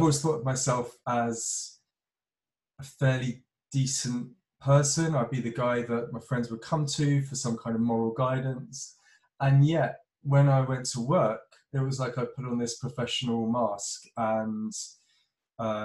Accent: London, United Kingdom; moved away as an adult; now in Cornwall, United Kingdom; I'm from Northwest London, from the suburbs, and grew up proper city boy.

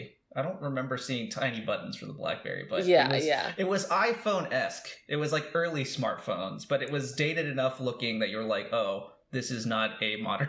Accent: East Coast, United States; now in Los Angeles, United States; I'm from the East Coast.

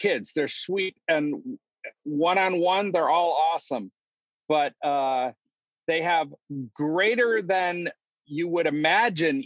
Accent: Detroit, Michigan, United States; also born or lived in Chicago area / Omaha, Nebraska / Pasadena; now in San Diego, United States; I grew up in Detroit, and then I just kind of slowly moved west

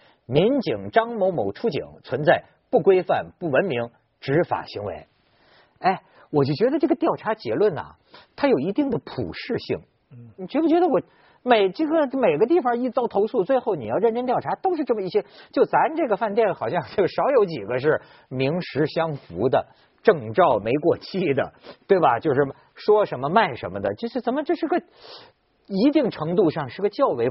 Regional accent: China; 你说现在我作为一个主持人，在生活在不是作为一个中国人，生活在这么一个魔幻现实主义的一个一个一个社会啊

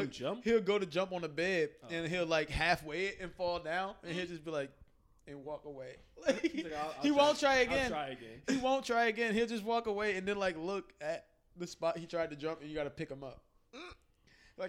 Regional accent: East Coast, United States; I'm from the East, baby.

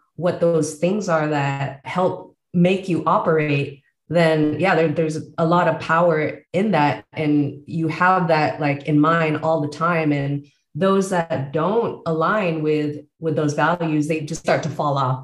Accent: San Jose, California, United States; moved away as an adult; also born or lived in Bay Area, California; now in Baja California, Mexico; born and raised in San Jose, California, and have lived all over the Bay Area

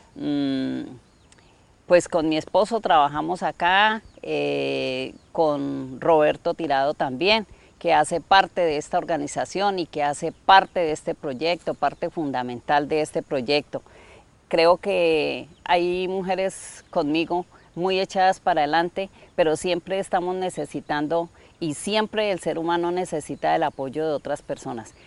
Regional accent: Florencia, Caquetá, Colombia; soy una mujer campesina de acá del departamento de Caquetá municipio de Florencia

